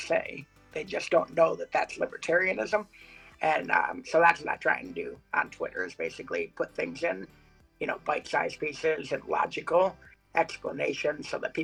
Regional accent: Ann Arbor, Michigan, United States; I grew up in Ann Arbor, Michigan, which is a pretty liberal place.

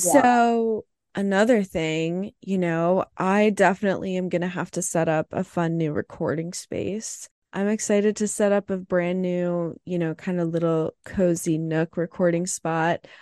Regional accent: New Jersey, United States; I'm from New Jersey, so that's where I am

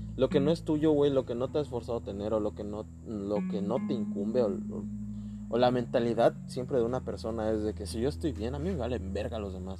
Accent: Chetumal, Quintana Roo, Mexico; somos de Chetumal, Quintana Roo

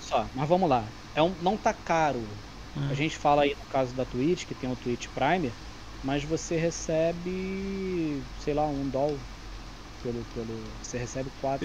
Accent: Brazil; also born or lived in Campo Grande, Rio de Janeiro; eu sou brasileiro

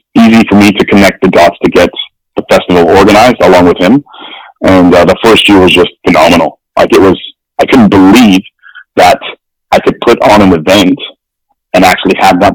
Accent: Winnipeg, Manitoba, Canada; also born or lived in London, England; I was born in London, England. And then I moved to Winnipeg when I was 5

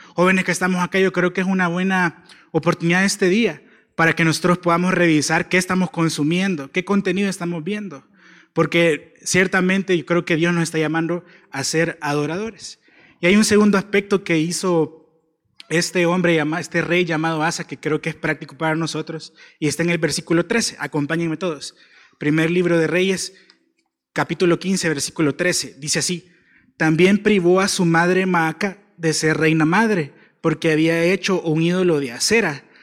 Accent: El Salvador; como salvadoreños

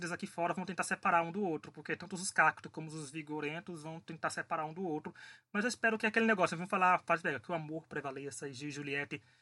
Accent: Northeast Region, Brazil; eu como nordestino, gente, vou adorar

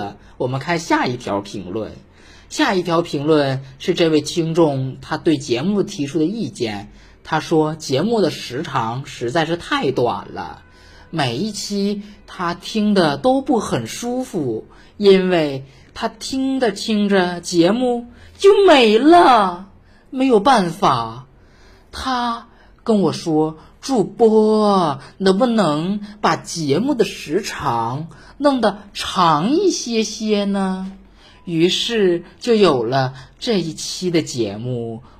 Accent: Northeast China, China; 说主播，你作为一个东北人，为什么还有点大舌头呢？我想说，去你妈了个巴子！我没有大舌头

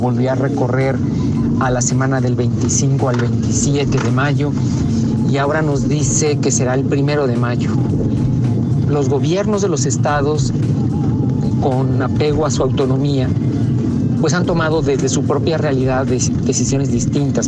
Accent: Mexico; como muchos mexicanos

